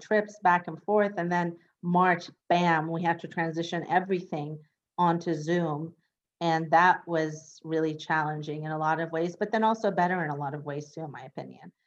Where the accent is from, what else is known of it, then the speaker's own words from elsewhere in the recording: Northern California, United States; moved away as an adult; also born or lived in Iran / Los Angeles; now in West Hollywood, United States; I was born in Iran, and my family and I fled Iran after the revolution and war when I was five. And I was undocumented till I was 16. And we moved to Northern California. So I grew up in Northern California